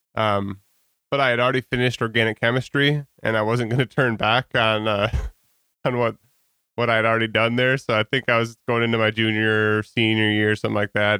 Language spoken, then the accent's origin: English; Holland, Michigan, United States; also born or lived in Guatemala; I grew up in Holland, and I was kind of in the Holland Christian, um, Montello Park Christian Reformed Church bubble